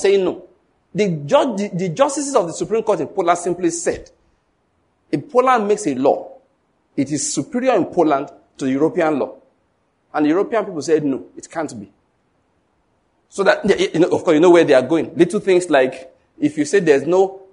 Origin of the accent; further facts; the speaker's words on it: Ondo, Nigeria; now in Enugu, Nigeria; I was born in Ondo State, but now I live in Enugu. I've lived here for a long time now